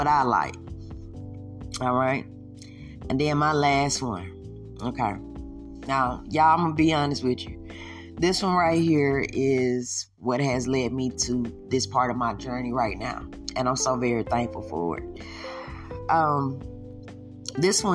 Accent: the South, United States; I am from the South

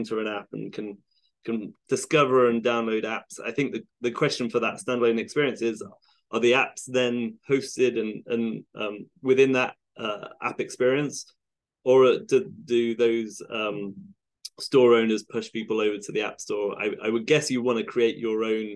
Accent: United Kingdom; now in Seattle, United States; I live in Seattle. Yeah, although I'm British originally

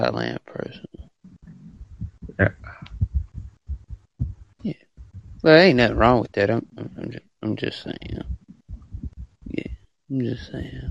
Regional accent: United States; I'm from the, the USA

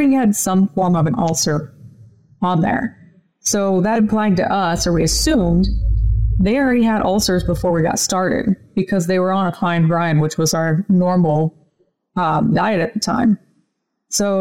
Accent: Illinois, United States; I grew up in Illinois on our family farm

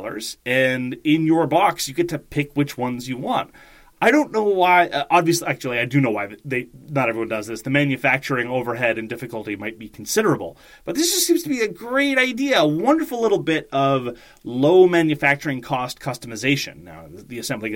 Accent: Canada; as a Canadian

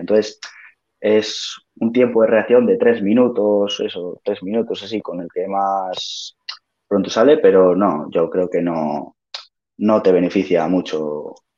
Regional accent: Maliaño, Cantabria, Spain; yo soy de Maliaño del Alto

